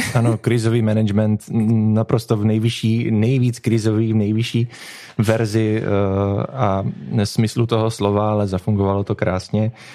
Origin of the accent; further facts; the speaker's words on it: Popice, South Moravian Region, Czechia; naší rodné vesničky